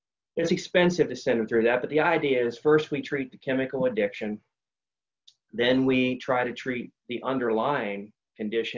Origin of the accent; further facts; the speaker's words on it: West Virginia, United States; I'm a West Virginian.